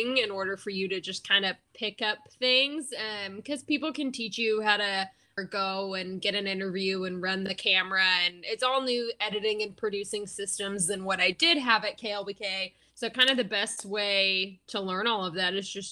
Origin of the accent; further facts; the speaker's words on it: Round Rock, Texas, United States; moved away as an adult; also born or lived in Lubbock, Texas; now in Wisconsin, United States; I'm originally from Austin or Round Rock, which is North Austin